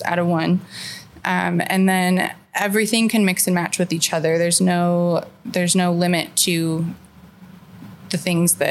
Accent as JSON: {"language": "English", "town": "Tucson", "region": "Arizona", "country": "United States", "tie": "born or raised there", "also_born_or_lived": "California / Los Angeles", "said": "I was born in California, but I was raised here in Tucson"}